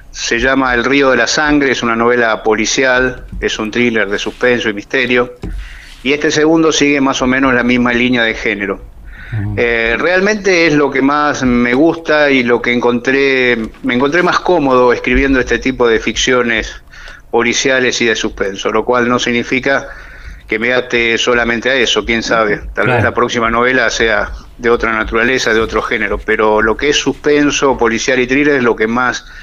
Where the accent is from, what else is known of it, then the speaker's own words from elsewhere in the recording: Rosario, Santa Fe, Argentina; moved away as an adult; now in Puerto Santa Cruz, Argentina; Yo nací hace 61 años en Rosario, provincia de Santa Fe, y en el año 87, 1987, me radiqué en Puerto Santa Cruz